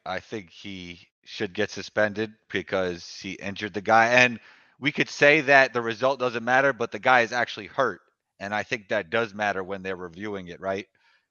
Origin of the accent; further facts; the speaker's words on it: New York, United States; Nick, I'm from New York. That's nothing right there.